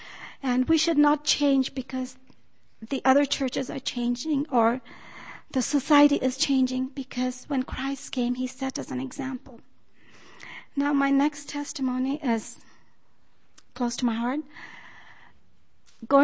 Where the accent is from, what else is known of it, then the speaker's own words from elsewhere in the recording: Loma Linda, California, United States; Good morning. … I'm from Loma Linda.